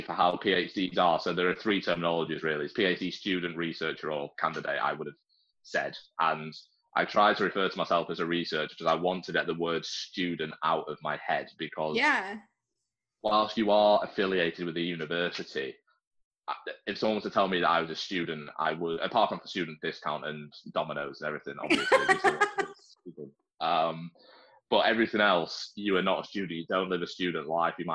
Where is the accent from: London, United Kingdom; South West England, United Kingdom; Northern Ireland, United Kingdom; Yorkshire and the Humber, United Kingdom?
Yorkshire and the Humber, United Kingdom; now in Liverpool, United Kingdom; I live in Liverpool. I was born in Yorkshire